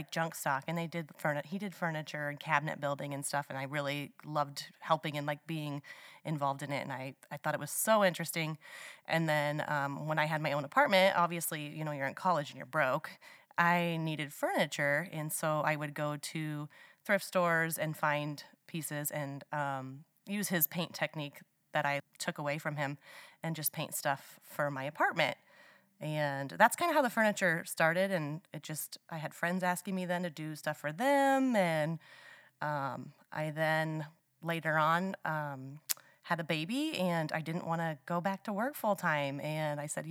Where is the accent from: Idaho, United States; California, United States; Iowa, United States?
Iowa, United States; Anthon; Anthon is my hometown